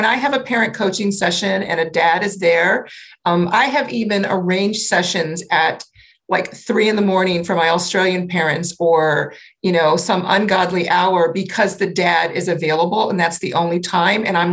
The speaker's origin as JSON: {"language": "English", "town": "New Orleans", "region": "Louisiana", "country": "United States", "tie": "born or raised there", "said": "I grew up in New Orleans"}